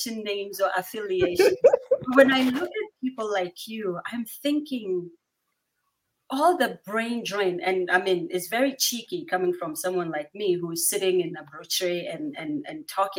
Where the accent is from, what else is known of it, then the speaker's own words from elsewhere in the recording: Bawku, Upper East, Ghana; I'm from the north.